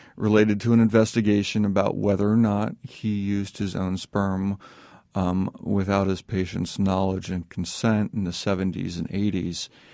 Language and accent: English; East Coast, United States; also born or lived in Indiana; we grew up out in the East Coast, but, you know, always came back to Indiana 'cause that's where family was from